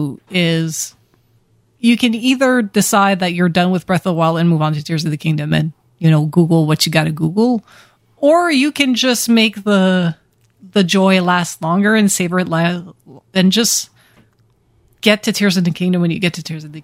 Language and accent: English; Ottawa, Ontario, Canada; moved away; my hometown of Ottawa